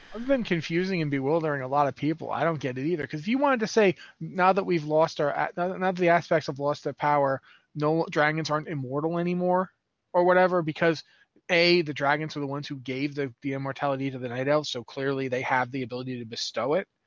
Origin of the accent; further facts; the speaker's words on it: United States; moved away as an adult; now in Canada; I am from the United States